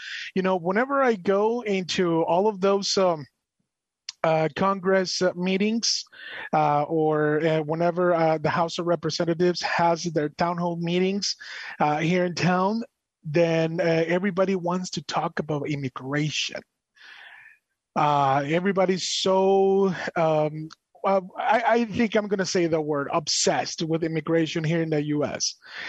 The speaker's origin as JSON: {"language": "English", "town": "Monterrey", "region": "Nuevo León", "country": "Mexico", "tie": "born or raised there", "moved": "yes", "lives_now": "United States", "said": "I have been in the U.S. here since 2003. I was born in Mexico, I'm Monterrey, Mexico, and everything like that. But I adopted the American culture as mine, and I consider myself an American, even though I'm from Mexico"}